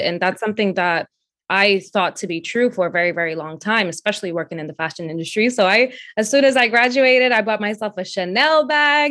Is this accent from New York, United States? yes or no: yes; New York City, New York, United States; also born or lived in Dominican Republic; I was born in the Dominican Republic, and I moved to Brooklyn, New York with my family when I was four years old. Um, I ended up going to public school here